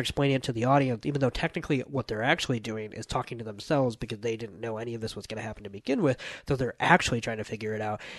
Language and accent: English; United States; as an American